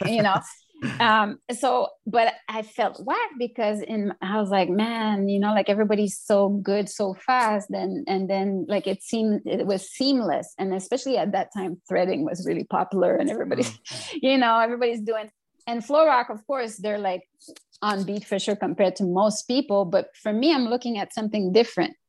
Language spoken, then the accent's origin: English; Montreal, Quebec, Canada; also born or lived in Notre-Dame-de-Grâce, Montreal; I'm from Montreal North. I've already moved to NDG